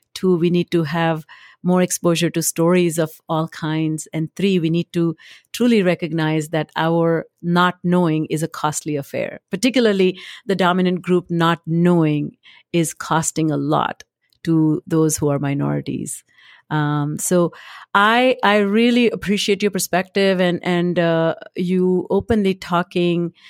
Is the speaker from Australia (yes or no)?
no; India; moved away as an adult; also born or lived in Boston; now in United States; I come from India.